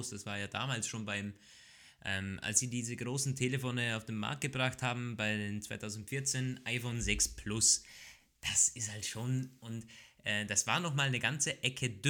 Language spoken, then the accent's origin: German; Austria; bei uns in Österreich